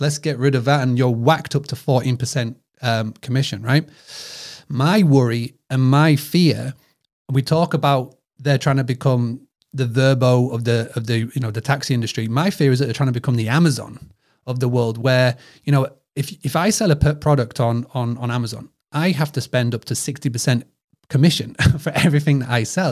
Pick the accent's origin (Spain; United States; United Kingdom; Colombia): United Kingdom; accent: British; my British accent